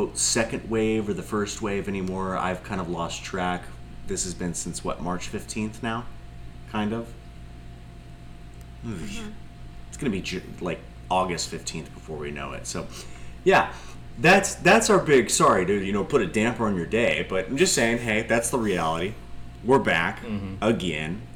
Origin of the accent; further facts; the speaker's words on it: Chowchilla, California, United States; actually recording in Chowchilla, my hometown